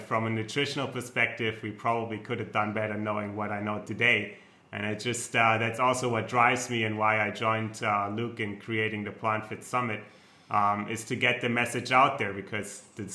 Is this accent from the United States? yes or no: no; Germany; accent: German; English is a second language; moved away; I'm German, so you might tell by my accent